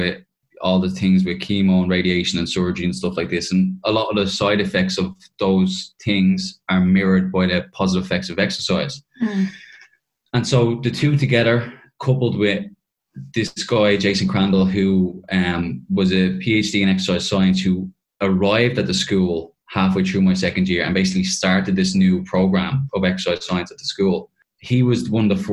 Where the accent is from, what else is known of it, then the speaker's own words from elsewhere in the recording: Dublin, Leinster, Ireland; moved away as an adult; also born or lived in Kentucky, United States; I was moving from Dublin to essentially the equivalent of Cavan in America